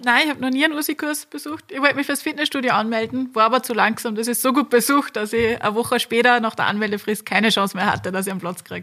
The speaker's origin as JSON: {"language": "German", "town": "Linz", "region": "Upper Austria", "country": "Austria", "tie": "born or raised there", "said": "ich bin ganz in der Nähe vom Campus aufgewachsen"}